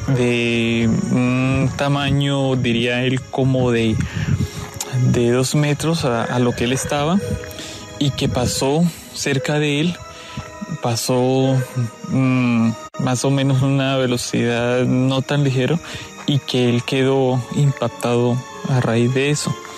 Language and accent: Spanish; Pacarní, Huila, Colombia; Soy del corregimiento de Pacarní. Es en el municipio de Tesalia. Queda al suroccidente del departamento del Huila.